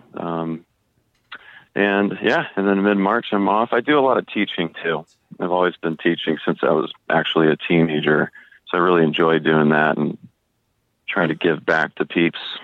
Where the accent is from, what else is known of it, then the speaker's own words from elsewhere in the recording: Tucson, Arizona, United States; I grew up in Tucson, Arizona